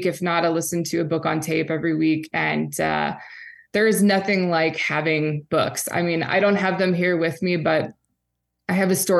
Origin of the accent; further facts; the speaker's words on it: St. Louis, Missouri, United States; now in Oregon, United States; I grew up in St. Louis, Missouri.